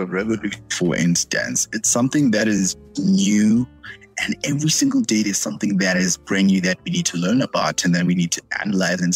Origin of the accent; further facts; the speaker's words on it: Botswana; I'm from Botswana